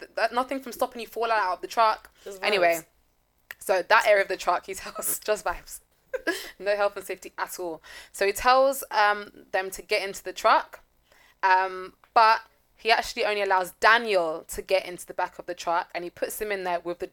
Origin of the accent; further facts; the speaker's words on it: London, United Kingdom; we're from big cities. We're from London